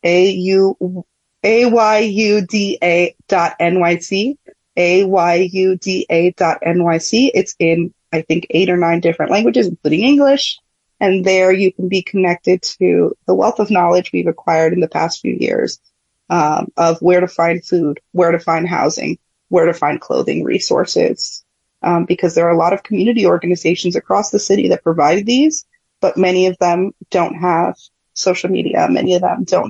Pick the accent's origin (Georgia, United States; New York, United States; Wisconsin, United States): New York, United States; New York City; I was born and raised here in New York City.